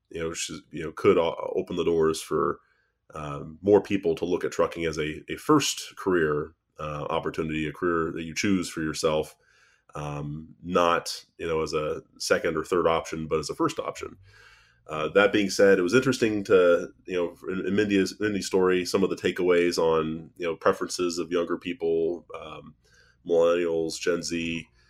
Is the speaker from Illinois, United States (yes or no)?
no; Ohio, United States; we're both from Ohio